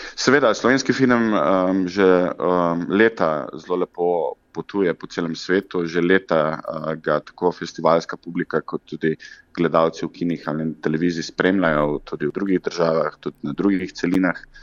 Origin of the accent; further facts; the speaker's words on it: Zagorje ob Savi, Zasavska, Slovenia; mojega domačega kraja Zagorja ob Savi